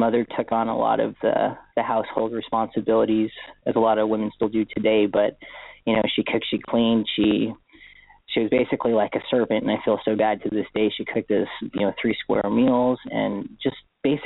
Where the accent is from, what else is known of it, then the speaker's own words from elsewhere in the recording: Honolulu, Hawaii, United States; moved away; I was born in Honolulu, Hawaii. So I was born and raised there on Oahu.